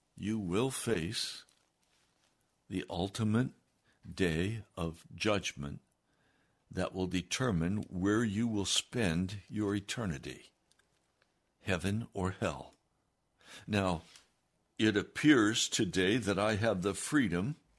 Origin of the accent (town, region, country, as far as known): United States